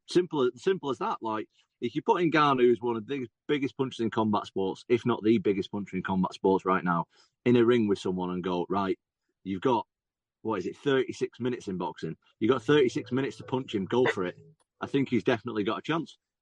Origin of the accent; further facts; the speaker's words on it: England, United Kingdom; I'm obviously an English guy